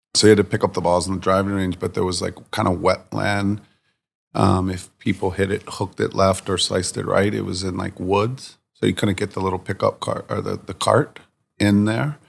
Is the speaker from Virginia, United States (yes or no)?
yes; Virginia Beach, Virginia, United States; moved away; also born or lived in New York City; I grew up in Virginia Beach, Virginia